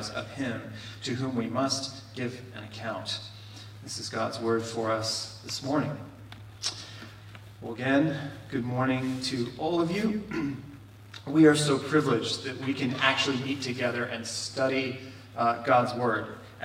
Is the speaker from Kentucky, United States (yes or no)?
yes; Kentucky, United States; moved away; my home state of Kentucky